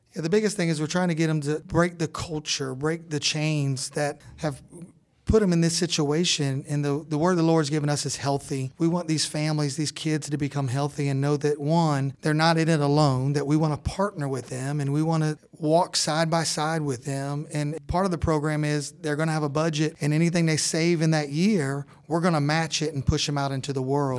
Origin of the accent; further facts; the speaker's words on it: Orlando, Florida, United States; moved away as an adult; now in northeast Georgia, United States; We're from Orlando, Florida